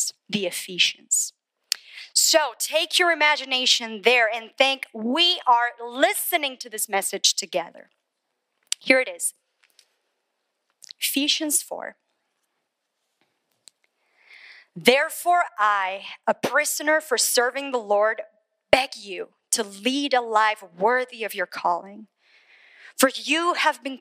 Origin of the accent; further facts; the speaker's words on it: Colombia; moved away as an adult; now in United States; I was born in Colombia, South America. Grew up there, raised there.